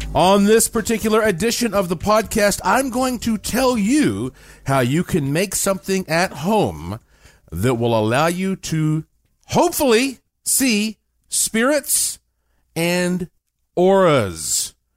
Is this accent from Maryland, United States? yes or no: no; Asheville, North Carolina, United States; I was born in Asheville, North Carolina, in the heart of the Blue Ridge Mountains, I was born with quite a heritage because my family on both sides, uh, have been in Western North Carolina